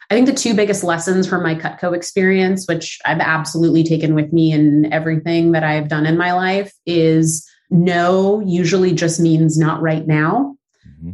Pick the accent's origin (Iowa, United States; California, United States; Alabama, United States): California, United States; Los Angeles; moved away as an adult; now in New York, United States; I am from Southern California, so the San Fernando Valley, right outside of LA. Technically, a valley girl, if you go by that definition. I uh, moved to New York when I was 19, so I've been in New York a long time, but born and raised in uh, the valley.